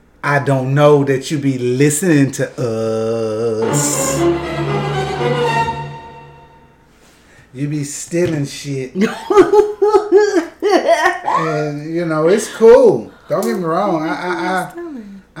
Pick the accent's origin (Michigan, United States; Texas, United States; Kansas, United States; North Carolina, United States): Texas, United States; I'm from Texas